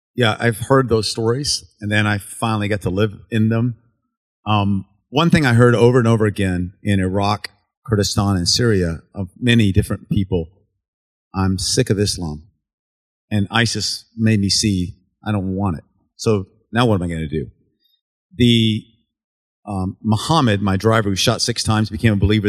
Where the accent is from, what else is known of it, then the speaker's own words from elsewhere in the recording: United States; I'm an American. I'm an American Special Forces officer